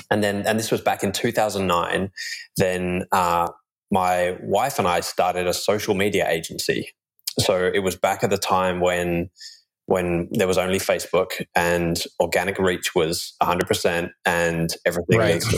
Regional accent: England, United Kingdom; moved away as an adult; now in Australia; I grew up in the UK and then moved to Australia when I was 21 and lost my accent after about 3 months. It comes back a little bit when I start thinking about jolly old England.

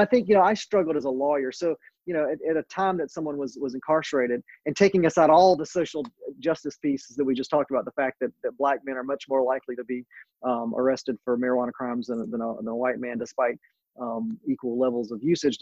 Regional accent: North Carolina, United States; my home state of North Carolina

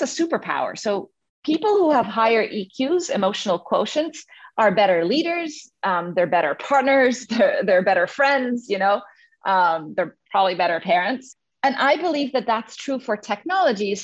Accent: Egypt; moved away as an adult; also born or lived in Cairo, Egypt / England; now in United States; I grew up in the Middle East. I'm originally from Egypt.

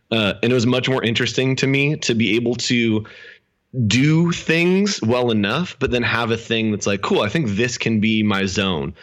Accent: Sacramento, California, United States; also born or lived in El Dorado Hills, California; I grew up in Sacramento, California, um, up north, uh, Northern California

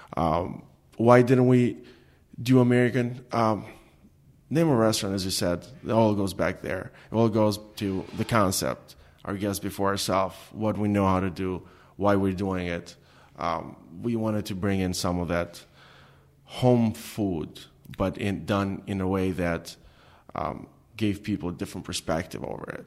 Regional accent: Albania; English is a second language; moved away as an adult; now in Detroit, United States; growing up in Albania

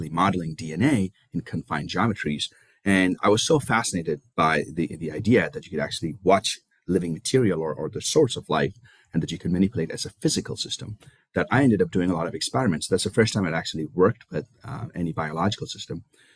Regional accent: India; moved away as an adult; now in United States; I was born and raised in India. I came to the US for my graduate studies

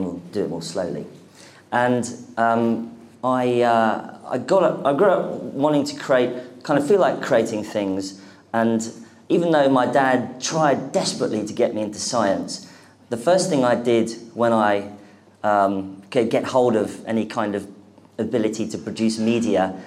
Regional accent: London, United Kingdom; I am the only person in London from London now

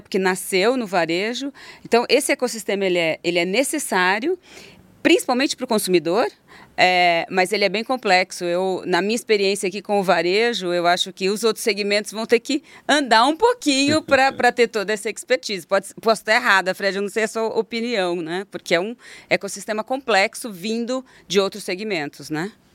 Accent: Votuporanga, São Paulo, Brazil; accent: caipira; uma família do interior, porque eu sou caipira

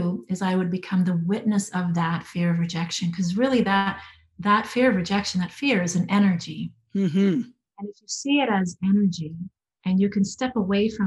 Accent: Alberta, Canada; moved away as an adult; also born or lived in Vancouver Island; let's go back to Alberta, to our hometown

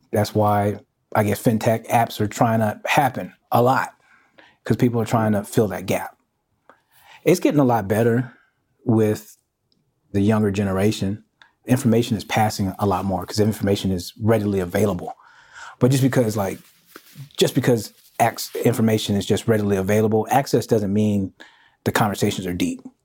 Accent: Houston, Texas, United States; also born or lived in Kansas City; Born in Kansas City, raised in Houston

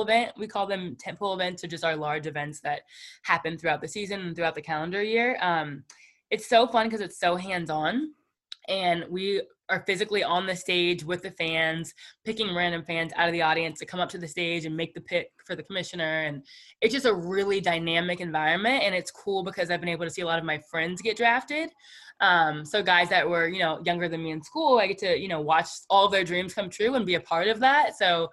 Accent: Canton, Ohio, United States; I'm from Canton, Ohio

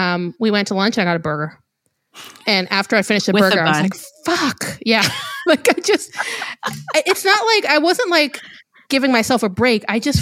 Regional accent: Israel; moved away; I was trying really hard to eat kosher for Passover because I actually always have growing up in Israel.

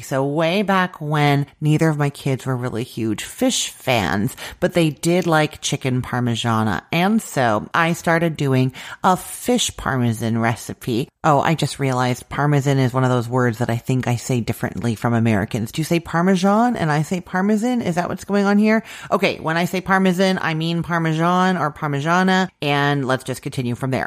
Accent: Canada; I'm Canadian

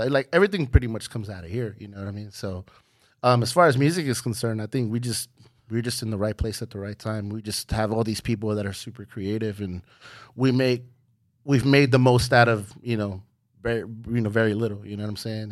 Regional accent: Hayward, California, United States; just doing the local scene in Hayward, you know, just doing the little battles, the little high school battles. I was from Hayward High

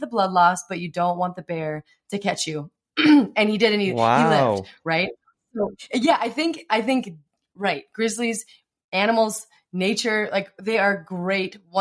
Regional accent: Montana, United States; I grew up in Montana.

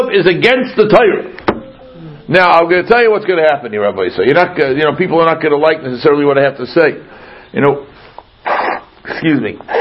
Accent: Brookline, Massachusetts, United States; I come from Brookline, Massachusetts, home of great intellectuals

